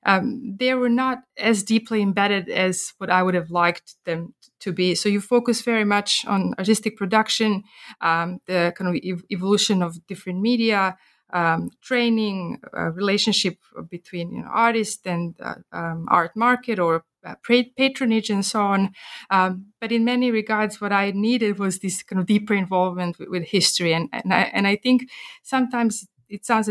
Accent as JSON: {"language": "English", "town": "Belgrade", "country": "Serbia", "tie": "born or raised there", "also_born_or_lived": "Perth, Australia / Tübingen, Germany", "moved": "as an adult", "lives_now": "Canberra, Australia", "said": "I grew up in Belgrade during the 1990s"}